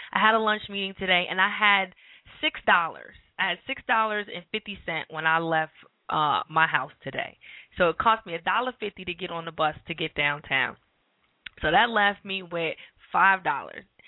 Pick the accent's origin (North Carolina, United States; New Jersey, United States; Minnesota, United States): New Jersey, United States; moved away; I'm from New Jersey. We walk all the time